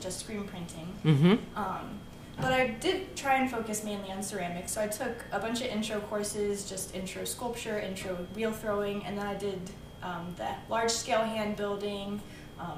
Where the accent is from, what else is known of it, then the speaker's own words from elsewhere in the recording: Cincinnati, Ohio, United States; I was born and raised in Cincinnati